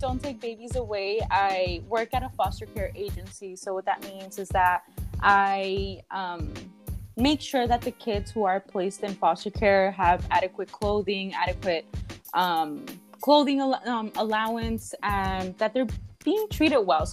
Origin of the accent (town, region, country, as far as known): Los Angeles, California, United States; born or raised there; also born or lived in Mexico / Long Beach / Boyle Heights / New York